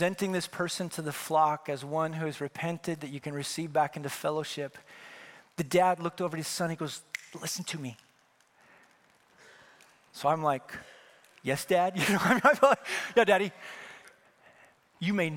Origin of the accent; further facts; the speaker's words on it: Wyoming, United States; now in California, United States; I'm from Wyoming